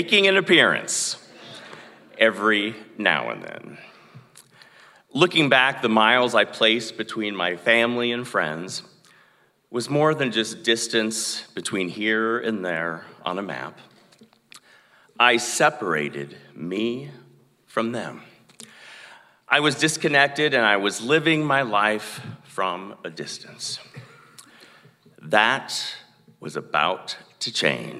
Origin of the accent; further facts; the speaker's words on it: Sigourney, Iowa, United States; moved away as an adult; also born or lived in Chicago / Atlanta / New York / Los Angeles; my hometown, Sigourney.